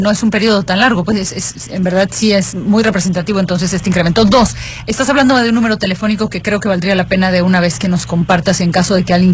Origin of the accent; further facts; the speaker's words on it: Yucatán, Mexico; moved away; also born or lived in Mexico City; llevaba muchos años viviendo fuera, a pesar de que esta es mi tierra